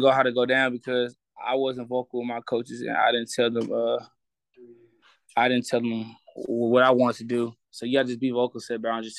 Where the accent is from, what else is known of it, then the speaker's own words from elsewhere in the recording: Houston, Texas, United States; also born or lived in Pearland, Texas; I'm really from Hiram Clark, Houston.